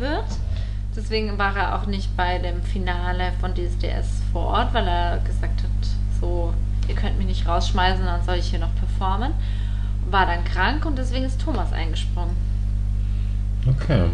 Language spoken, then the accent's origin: German; Allgäu, Bavaria, Germany; aus der Ecke, wo ich herkomme, ja, im Allgäu